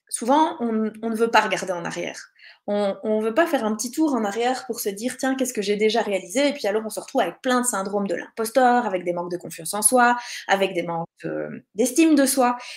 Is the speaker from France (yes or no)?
no; Belgium; je suis belge